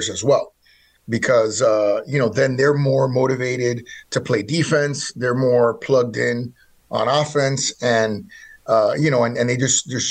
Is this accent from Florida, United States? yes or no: yes; Miami, Florida, United States; I was born in Miami, Florida.